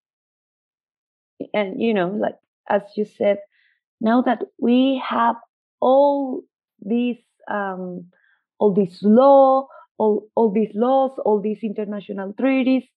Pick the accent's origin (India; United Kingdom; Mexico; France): Mexico; I'm seeing everything from the Mexican perspective